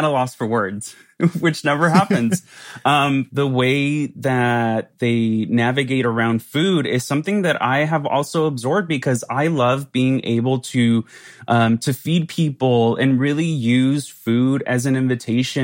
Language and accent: English; Santa Ana, California, United States; I grew up in Southern California in Orange County, in a city called Santa Ana